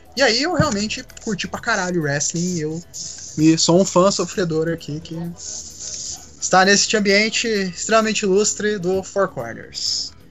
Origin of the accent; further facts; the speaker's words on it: Curitiba, Paraná, Brazil; eu sou de Curitiba